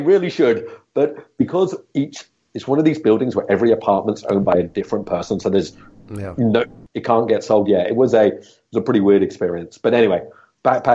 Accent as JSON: {"language": "English", "region": "Scotland", "country": "United Kingdom", "tie": "born or raised there", "also_born_or_lived": "Australia / Hong Kong", "moved": "as an adult", "lives_now": "Singapore", "said": "I grew up in Scotland from the age of, well, you know, a few months old till the age of 22 when I finished university."}